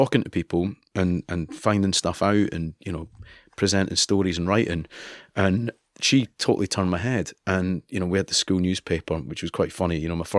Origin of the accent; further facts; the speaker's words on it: Scotland, United Kingdom; while these kids came in and gave me abuse every day for being Scottish, I thought, I've fucked it.